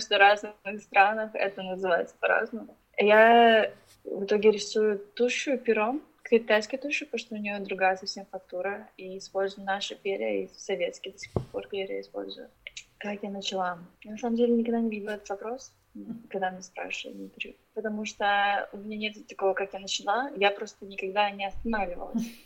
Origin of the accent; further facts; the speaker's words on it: Ukraine; also born or lived in Russia; now in Beijing, China; я с Украины, но я родилась в России, выросла в Украине, и я живу сейчас в Пекине уже 11 лет